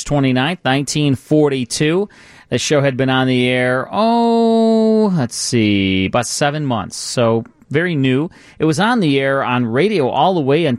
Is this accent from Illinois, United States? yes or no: yes; Chicago, Illinois, United States; I grew up in Chicago